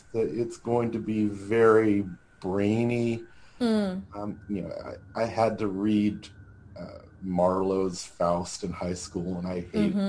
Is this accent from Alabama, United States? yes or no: yes; Huntsville, Alabama, United States; moved away; I grew up in Huntsville, Alabama